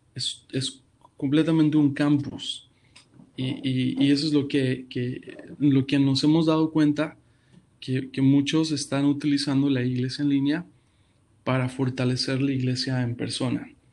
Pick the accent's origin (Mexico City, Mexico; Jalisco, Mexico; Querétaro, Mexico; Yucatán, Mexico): Mexico City, Mexico; moved away as an adult; now in Houston, United States; Actualmente soy de la Ciudad de México eh, actualmente estamos en Houston.